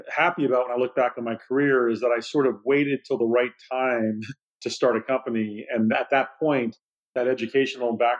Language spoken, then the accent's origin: English; Silicon Valley, California, United States; also born or lived in Boston; growing up in the Silicon Valley